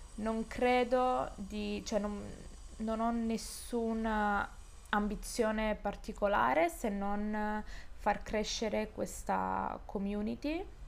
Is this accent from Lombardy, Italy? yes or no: no; Calabria, Italy; moved away as an adult; now in Genoa, Italy; io sono calabrese